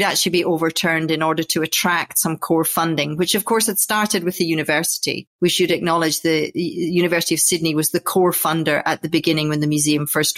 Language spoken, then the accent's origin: English; Orkney Islands, Scotland, United Kingdom; moved away; I grew up in the Orkney Islands, which is basically drive as far as you can to the north of Scotland and take a ferry.